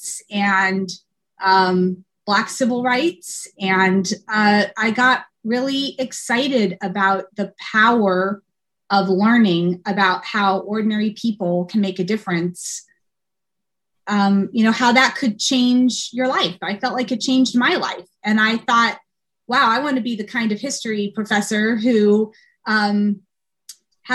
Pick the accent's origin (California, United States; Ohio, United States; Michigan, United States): California, United States; San Diego; also born or lived in Chicago, Illinois; now in Williston, United States; I grew up in San Diego, California. I was born in Chicago, but moved to San Diego when I was really young